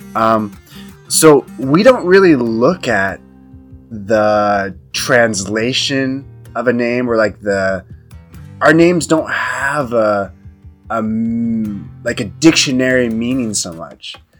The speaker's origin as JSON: {"language": "English", "country": "United States", "moved": "as an adult", "lives_now": "China", "said": "I'm from the United States, but uh, because I'm I'm living and working in China"}